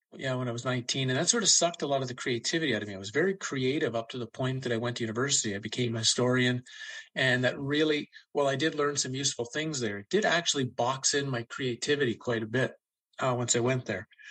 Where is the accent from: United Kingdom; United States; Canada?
Canada; Ottawa, Ontario; really spent most of my life growing up in Ottawa, nation's capital of Canada